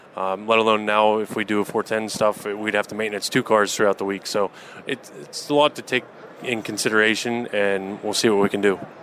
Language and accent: English; Cranberry, Seneca area, Pennsylvania, United States; also born or lived in Guys Mills, Pennsylvania; I grew up in Cranberry Seneca area